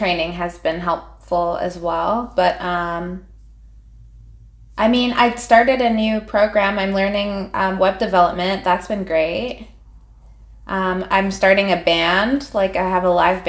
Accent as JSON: {"language": "English", "town": "Vancouver", "region": "British Columbia", "country": "Canada", "tie": "born or raised there", "also_born_or_lived": "Montreal", "moved": "as an adult", "said": "I grew up in Vancouver"}